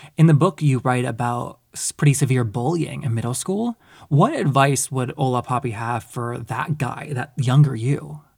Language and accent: English; the South, United States; I grew up in the South as well